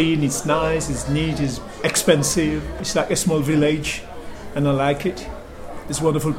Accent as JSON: {"language": "English", "country": "Seychelles", "said": "I'm born half a century ago. I'm from the Seychelles Island"}